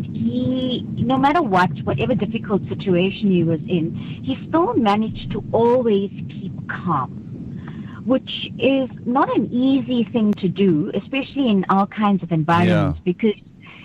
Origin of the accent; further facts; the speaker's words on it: Umzinto, KwaZulu-Natal, South Africa; I grew up in Umzinto, as you all know, on the South Coast